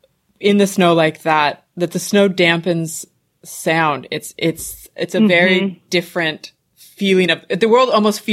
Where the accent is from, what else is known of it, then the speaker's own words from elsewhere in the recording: Washington, United States; now in Los Angeles, United States; I was born and raised up in Washington State, up in the Eastern Cascade Mountains.